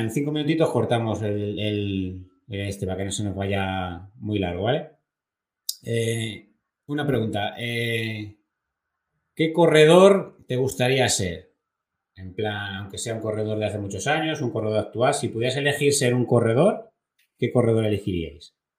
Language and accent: Spanish; Consuegra, Castilla-La Mancha, Spain; soy de Consuera, donde hay muchos molinos